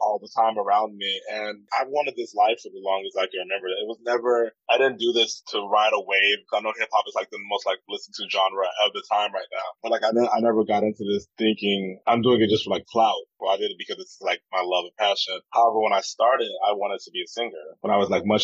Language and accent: English; St. Petersburg, Florida, United States; also born or lived in New Orleans, Louisiana; now in Tampa, United States; I'm originally from St. Petersburg